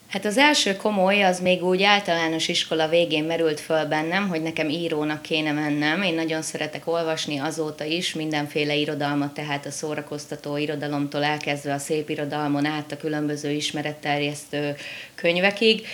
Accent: Mosonmagyaróvár, Győr-Moson-Sopron, Hungary; Moson Magyaróvánon élek. Meséljek egy kicsit magamról. Tulajdonképpen ebben a kisvárosban születtem

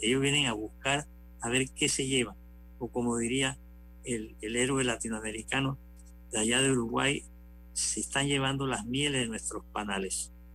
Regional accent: Panama; como somos los panameños

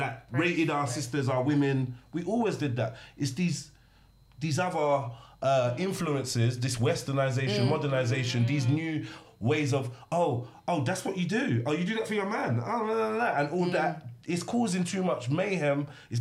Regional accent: Nigeria; I'm from Africa, right? Yeah. I'm from Nigeria.

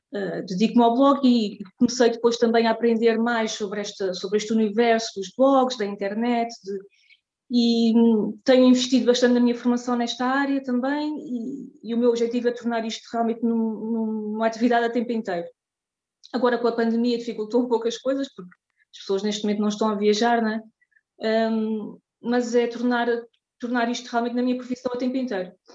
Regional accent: Terceira Island, Azores, Portugal; moved away as an adult; now in Zurich, Switzerland; sou natural dos Açores, da, da Ilha Terceira, mas neste momento vivo em Zurique, na Suíça, há já oito anos

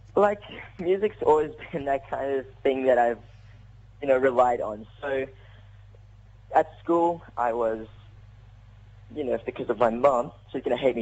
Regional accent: South Africa; I'm South African

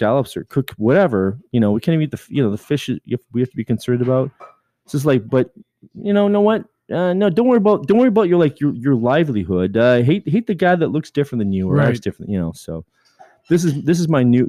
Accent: Canada; I'm Canadian

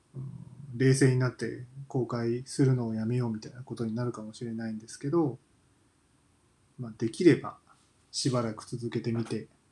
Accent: Kansai, Japan; moved away as an adult; also born or lived in Tokyo; 生まれは関西なんですけど

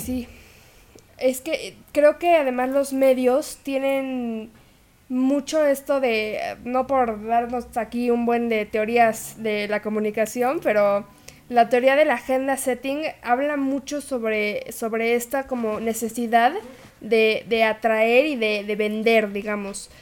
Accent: Mexico; nuestra identidad como mexicanos

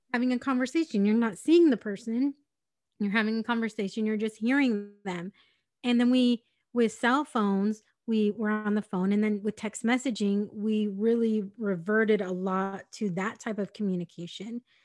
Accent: San Diego, California, United States; I'm from San Diego

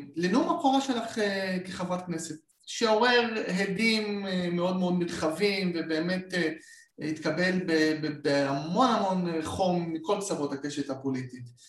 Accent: Beit Shemesh, Jerusalem District, Israel; הייתי מתפלל בו עם אבא שלי בילדותי בבית שמש

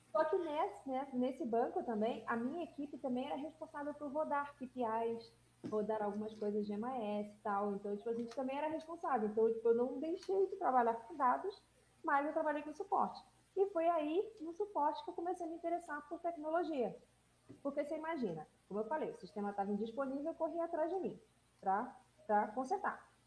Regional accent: Rio de Janeiro, Brazil; eu sou carioca

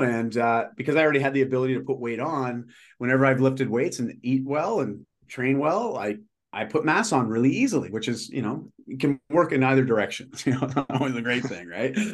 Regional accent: just outside of Toronto, Ontario, Canada; moved away as an adult; now in Vancouver, Canada; I'm in Vancouver now, and uh, but I grew up in Ontario

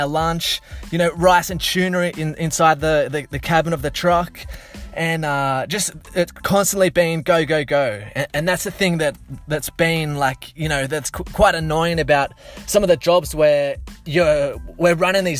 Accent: Blue Mountains, Sydney, New South Wales, Australia; growing up around the Blue Mountains in Sydney

